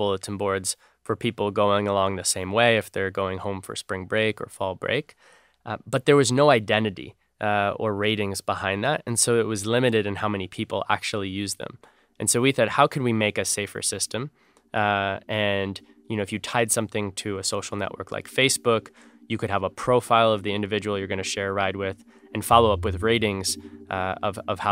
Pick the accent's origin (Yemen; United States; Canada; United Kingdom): United States; also born or lived in Connecticut / New York; I grew up in the East Coast and in Connecticut and New York